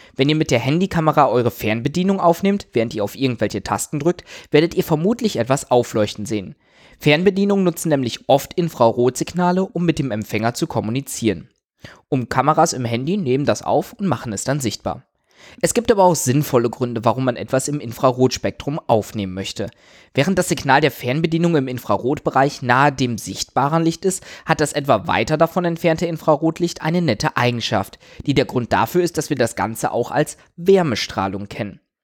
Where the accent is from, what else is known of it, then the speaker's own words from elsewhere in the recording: Germany; Bei uns in Deutschland